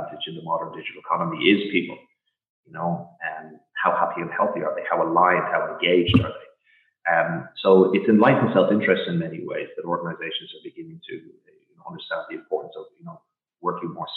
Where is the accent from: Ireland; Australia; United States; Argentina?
Ireland; now in Portugal; growing up in Ireland as a kid